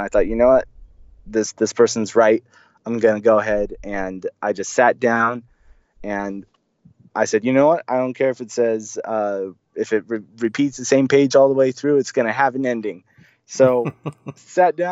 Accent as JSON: {"language": "English", "region": "Central California", "country": "United States", "tie": "born or raised there", "also_born_or_lived": "Argentina / Brazil", "said": "I was born in Central California."}